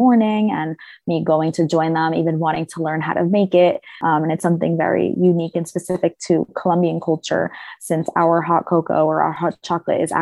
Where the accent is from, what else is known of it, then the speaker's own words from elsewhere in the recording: New York, United States; New York, which is where I was born and raised, and that's where we still currently are today